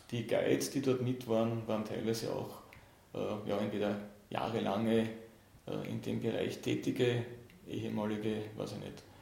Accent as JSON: {"language": "German", "country": "Austria", "said": "Und von dem her war für mich als Österreicher äh, es, und der sich eben immer schon für die Arktis interessiert hat"}